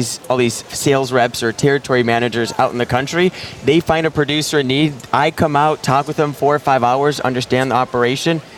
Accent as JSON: {"language": "English", "region": "Minnesota", "country": "United States", "said": "I'm from Minnesota or Minnesota"}